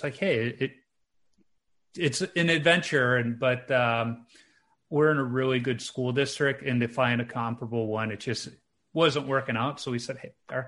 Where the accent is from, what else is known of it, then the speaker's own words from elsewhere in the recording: Chicago, Illinois, United States; moved away as an adult; now in White Bear Lake, United States; I grew up in Chicago